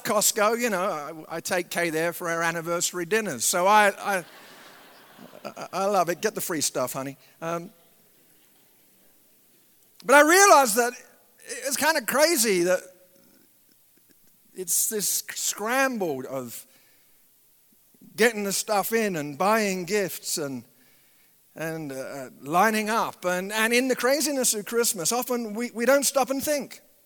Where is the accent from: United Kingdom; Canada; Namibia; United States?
United Kingdom; England; moved away; I grew up in England